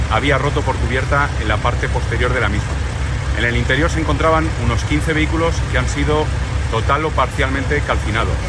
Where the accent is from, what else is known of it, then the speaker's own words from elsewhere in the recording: Barcelona, Catalonia, Spain; now in Madrid, Spain; También que somos de Barcelona y, y ahí el calor, aquí estoy tan tranquilo que tengo calor pero no sudo.